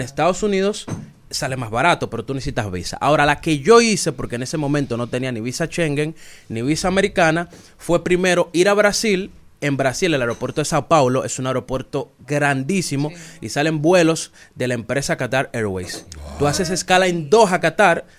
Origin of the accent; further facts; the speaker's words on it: Azua, Dominican Republic; also born or lived in Monte Plata; mi papá es de Asua y por ende, yo también soy de Asua y de Monte Plata